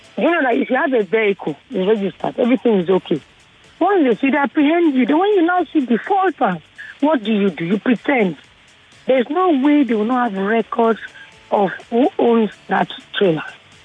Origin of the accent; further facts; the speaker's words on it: South South, Nigeria; I'm from the South Sub.